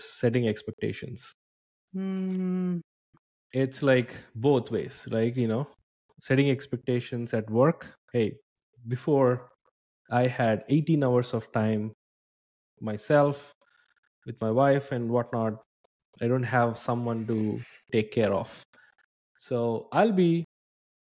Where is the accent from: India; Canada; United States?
India; moved away as an adult; So I'm from India. I moved here like 10 years ago.